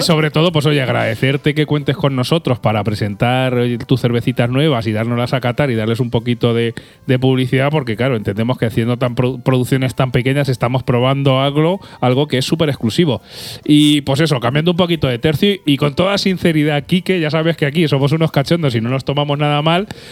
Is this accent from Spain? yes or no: yes; Albacete, Castilla-La Mancha, Spain; nosotros somos gente de Albacete